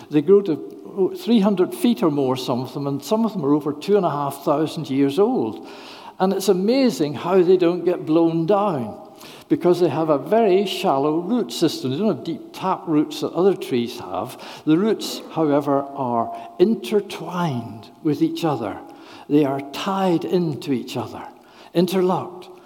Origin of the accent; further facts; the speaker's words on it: Northern Ireland, United Kingdom; moved away; I'm from Northern Ireland originally